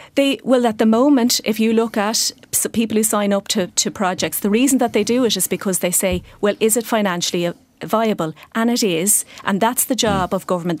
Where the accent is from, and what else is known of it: Ireland